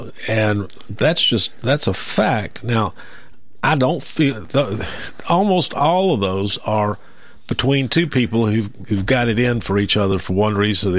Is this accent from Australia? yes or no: no; Columbia, United States; I grew up over there in East Hill, and or on the edge of it, and I'm drive through there still.